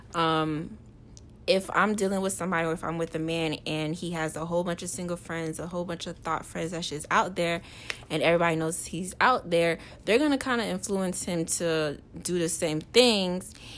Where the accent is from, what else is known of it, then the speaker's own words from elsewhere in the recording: Port St. Lucie, Florida, United States; moved away as an adult; now in Orlando, United States; I'm from Port St. Lucie